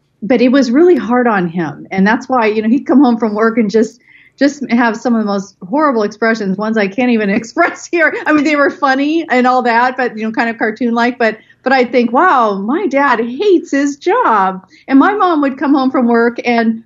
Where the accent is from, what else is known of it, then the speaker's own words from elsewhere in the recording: Bay Area, California, United States; I grew up in the Bay Area in California.